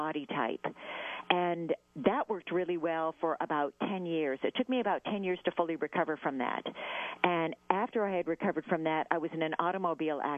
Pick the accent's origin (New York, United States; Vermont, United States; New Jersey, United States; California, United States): California, United States; Southern; I grew up in Southern California